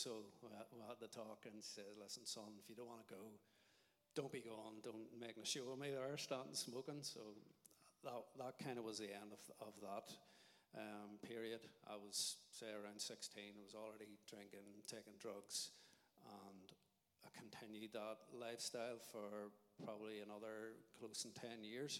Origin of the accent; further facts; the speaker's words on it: Craigavon, Northern Ireland, United Kingdom; I grew up in Craigavon